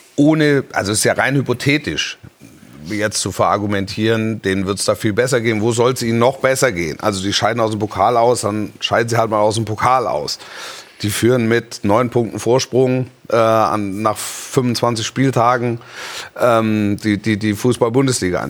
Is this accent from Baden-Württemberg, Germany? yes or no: yes; Stuttgart, Baden-Württemberg, Germany; ich bin in der Region Stuttgart groß geworden